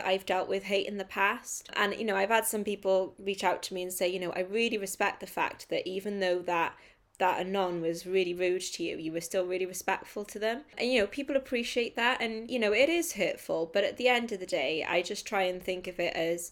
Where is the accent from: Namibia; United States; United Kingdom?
United Kingdom; I'm a British writer